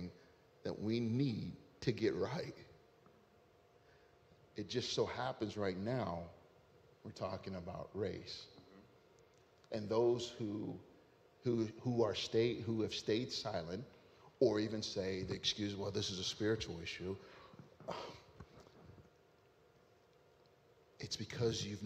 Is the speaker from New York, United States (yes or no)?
no; Ohio, United States; moved away; I was in my hometown in Ohio. All right. The place where I grew up